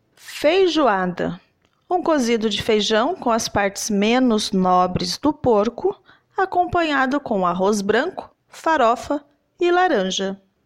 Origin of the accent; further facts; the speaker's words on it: Southeast region, Southeast Brazil, Brazil; eu sou da região Sudeste